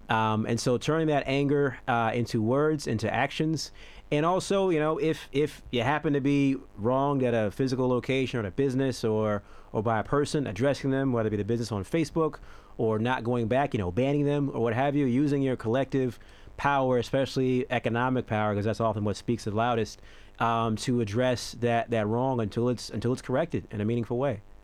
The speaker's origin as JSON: {"language": "English", "country": "United States", "moved": "as an adult", "lives_now": "Australia", "said": "I'm American"}